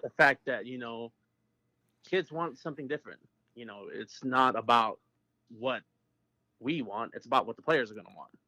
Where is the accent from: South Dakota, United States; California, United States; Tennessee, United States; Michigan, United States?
South Dakota, United States; Aberdeen; now in Anadarko, United States; I am originally from Aberdeen, South Dakota, which is the hometown of Josh Heupel